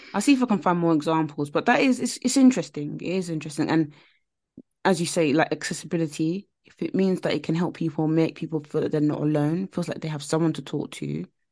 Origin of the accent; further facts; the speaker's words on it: Nigeria; I'm Nigerian